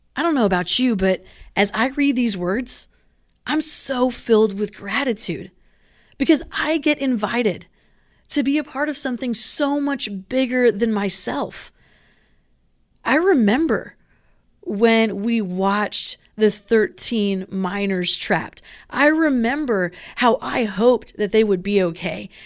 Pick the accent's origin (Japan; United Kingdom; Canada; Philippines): Philippines; now in Southern California, United States; I grew up in the Philippines.